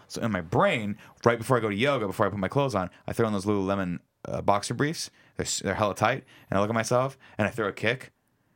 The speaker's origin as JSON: {"language": "English", "region": "Southern California", "country": "United States", "tie": "born or raised there", "said": "growing up in Southern California, it's really hot"}